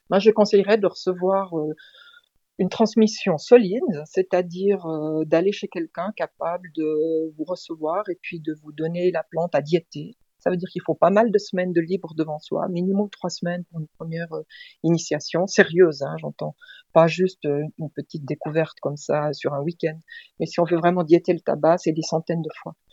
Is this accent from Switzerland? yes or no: yes; Switzerland; je suis suissesse, j'habite en Suisse.